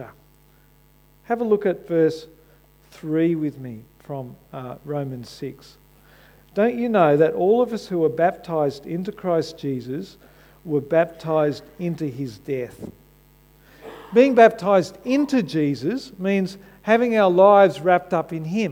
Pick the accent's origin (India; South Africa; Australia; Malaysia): Australia; When I wave an Aussie flag, it says I identify myself as an Australian, that I'm proud to be connected with my country